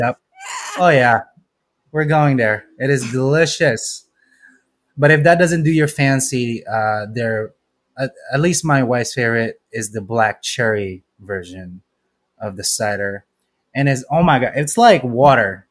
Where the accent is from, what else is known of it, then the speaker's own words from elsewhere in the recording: Philippines; I'm Filipino.